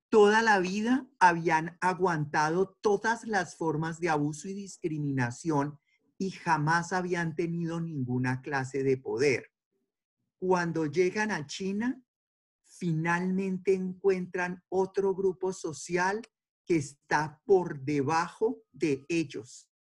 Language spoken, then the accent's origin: Spanish; Colombia; yo soy de Colombia y nosotros allá sí en realidad casi no tenemos racismo